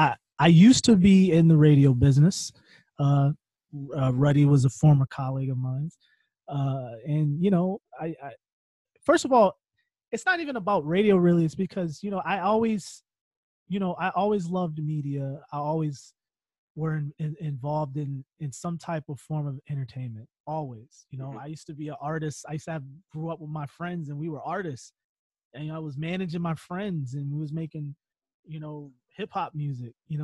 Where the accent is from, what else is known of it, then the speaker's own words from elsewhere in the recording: Connecticut, United States; We're two kids from Connecticut.